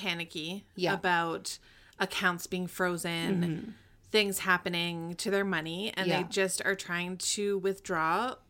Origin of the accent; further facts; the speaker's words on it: Canada; That's how you know we're Canadian.